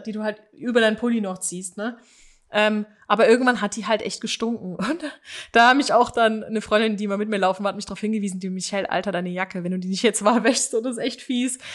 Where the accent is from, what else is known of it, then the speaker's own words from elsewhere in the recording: Aachen, North Rhine-Westphalia, Germany; bei uns in Aachen